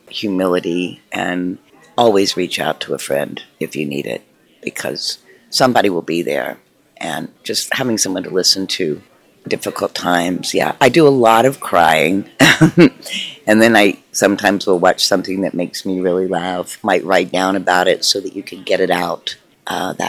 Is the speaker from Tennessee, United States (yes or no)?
yes; Tennessee, United States; moved away; I grew up in Tennessee, which is quite a red state, and I think about relocating back there as I get older